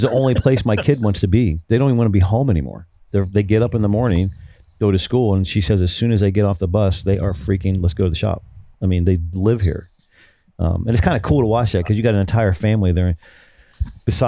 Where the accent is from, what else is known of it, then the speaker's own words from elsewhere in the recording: Dayton, Ohio, United States; I'm from Dayton, Ohio